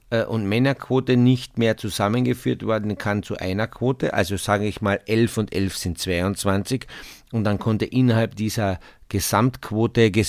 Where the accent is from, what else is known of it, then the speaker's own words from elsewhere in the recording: Carinthia, Austria; weißt ich bin ja Kärntner Ich bin ja ein Kärntner.